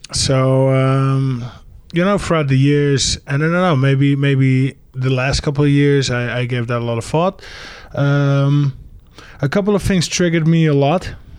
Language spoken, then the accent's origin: English; Netherlands; also born or lived in England; Then parents divorced when I was five. So I actually grew up in England. But then when five, we moved back to the Netherlands